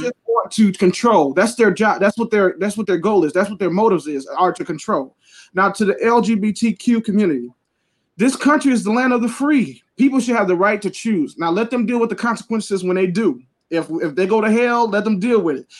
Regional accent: Detroit, Michigan, United States; I'm from Detroit

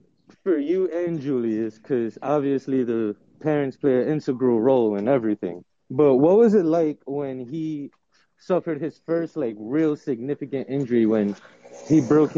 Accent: New York, United States; but this is my hometown

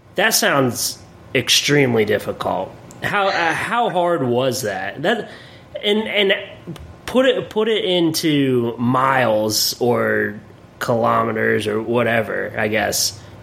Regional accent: Williamsport, Pennsylvania, United States; also born or lived in Erie, Pennsylvania; I'm from Williamsport, Pennsylvania

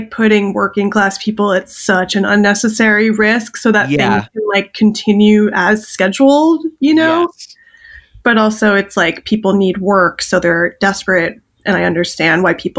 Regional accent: Los Angeles, California, United States; My brother and I, we grew up in Los Angeles, and we lived in like Hollywood in the 80s and then the Valley in the 90s.

